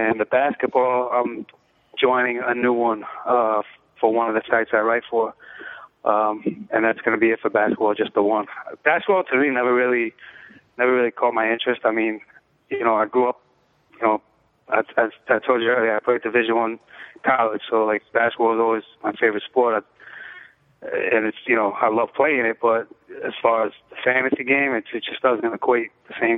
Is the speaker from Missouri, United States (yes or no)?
no; New York City, New York, United States; also born or lived in Bronx / Brooklyn; I was born in the Bronx. Grew up in the Lower East Side, and I've been in Brooklyn